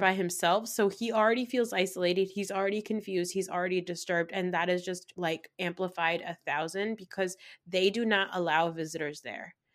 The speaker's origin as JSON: {"language": "English", "region": "New Jersey", "country": "United States", "said": "I'm a Pakistani girl from New Jersey"}